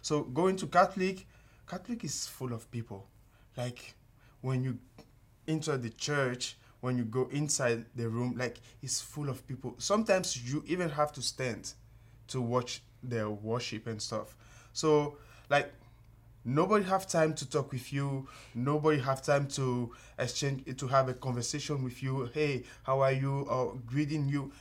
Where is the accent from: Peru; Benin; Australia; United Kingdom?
Benin; moved away as an adult; also born or lived in Togo; now in United States; I'm from Benin. It's, uh, a tiny country, uh, located in West Africa. It's close to Nigeria 'cause my, my country is really small. So, yeah, uh, I grew up there